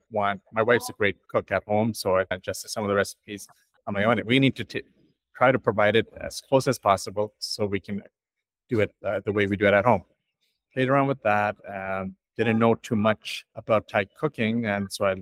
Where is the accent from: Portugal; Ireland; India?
India; also born or lived in Toronto, Canada; now in London, Canada; I'm Indian